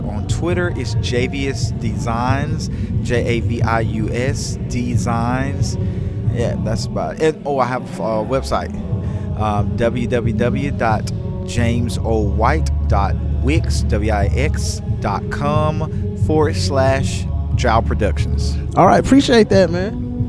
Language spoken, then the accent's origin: English; Mississippi, United States; also born or lived in Nashville, Tennessee; now in Birmingham, United States; I'm from Mississippi.